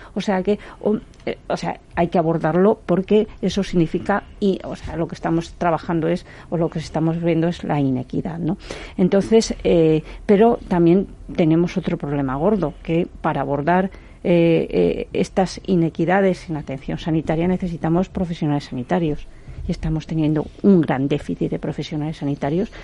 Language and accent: Spanish; Zamora, Castile and León, Spain; como soy zamorana